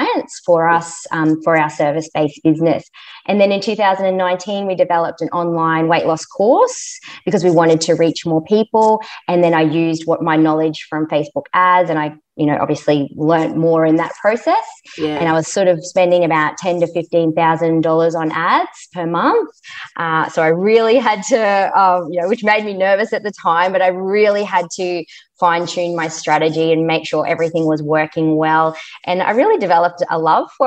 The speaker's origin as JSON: {"language": "English", "region": "Queensland", "country": "Australia", "said": "we're from Queensland"}